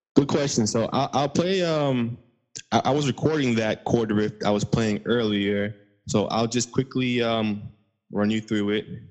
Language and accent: English; Long Island, New York, United States; I'm from Long Island, but I do this for the whole New York State